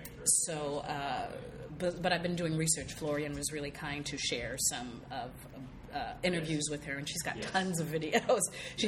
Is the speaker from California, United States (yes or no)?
yes; San Diego, California, United States; moved away as an adult; now in Los Angeles, United States; I grew up in Church of Christ, which was no dancing, you know, because that led to sexual immorality. And, and I was basically a virgin until I was 21. That was in San Diego until I moved to L.A.